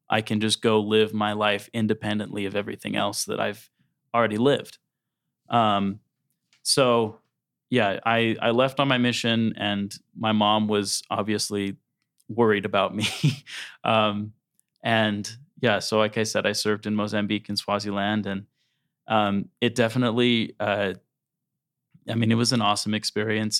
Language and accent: English; South Jordan, Utah, United States; I was born in West Jordan. And then when I was three, our family moved to South Jordan. And that's where my parents are still there. Um, so I, I grew up in South Jordan